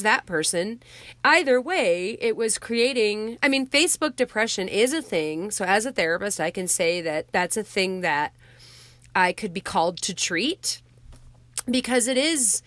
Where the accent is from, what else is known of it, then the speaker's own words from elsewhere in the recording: Wyoming, United States; moved away; I'm originally from Wyoming